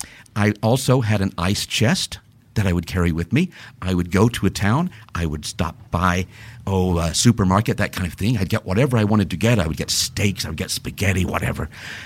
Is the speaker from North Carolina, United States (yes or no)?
yes; North Carolina, United States; moved away; I grew up in North Carolina. So, of course, with the small town thinking in a small town